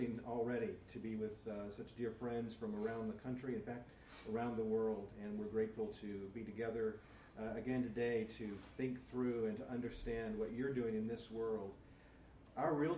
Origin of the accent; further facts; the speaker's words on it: Bakersfield, California, United States; When I was a little boy, and I mean a really little boy, I grew up in Bakersfield